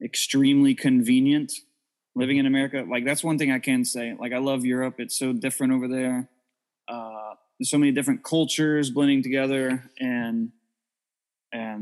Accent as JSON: {"language": "English", "town": "Jacksonville", "region": "Florida", "country": "United States", "said": "we're from Jacksonville, Florida"}